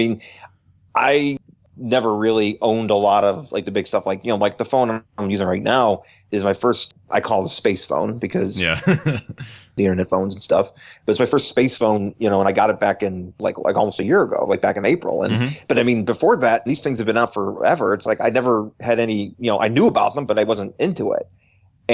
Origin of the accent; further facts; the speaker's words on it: Buffalo, New York, United States; now in California, United States; I'm from Buffalo, New York